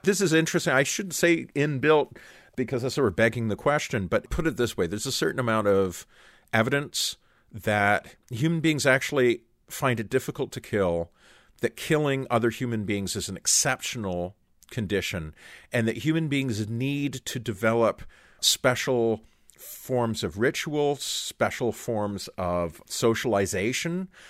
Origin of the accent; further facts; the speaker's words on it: Canada; as Canadians